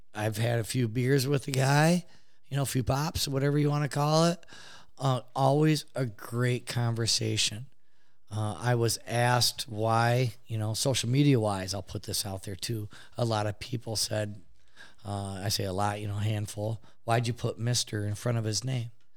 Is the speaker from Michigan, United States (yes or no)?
yes; Detroit, Michigan, United States; born or raised there